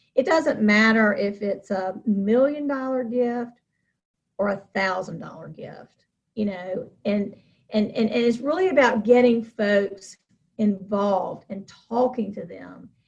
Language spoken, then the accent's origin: English; Charlotte, North Carolina, United States; moved away as an adult; now in Rocky Mount, United States; I was born in Charlotte